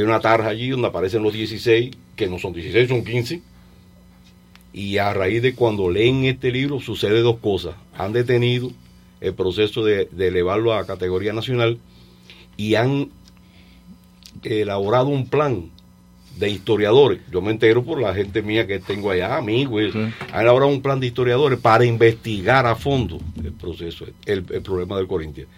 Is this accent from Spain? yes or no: no; Mayarí, Holguín, Cuba; moved away as an adult; Yo descubrí la historia de Mayarí y de Cuba cuando empecé a trabajar en el museo de mi pueblo